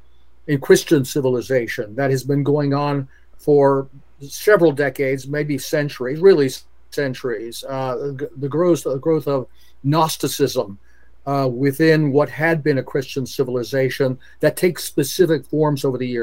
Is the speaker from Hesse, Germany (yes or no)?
no; Bitburg, Rhineland-Palatinate, Germany; I grew up in a military family. My dad was a career fighter pilot. So my hometown is Bitburg, Germany